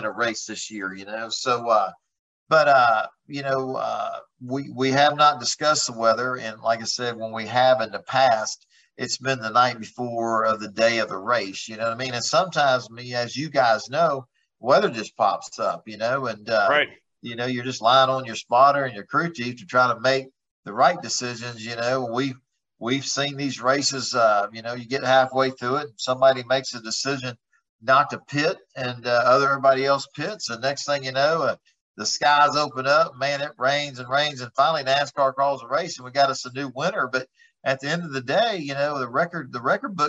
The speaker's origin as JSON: {"language": "English", "town": "Houston", "region": "Texas", "country": "United States", "tie": "born or raised there", "said": "Being from Houston, Texas, growing up in Houston, Texas"}